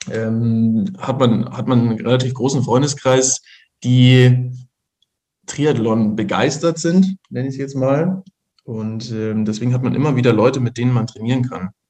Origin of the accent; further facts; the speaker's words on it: Ingolstadt, Bavaria, Germany; bin gebürtiger Ingolstädter, ähm, war ähm, für Ausbildungen und so weiter in, in Regensburg und München und äh, bin seit knapp zehn Jahren wieder, wieder in Ingolstadt